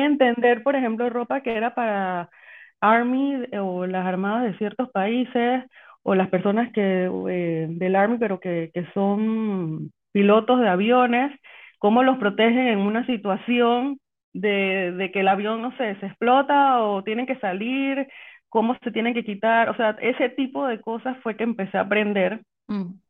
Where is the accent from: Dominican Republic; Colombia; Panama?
Panama; soy panameña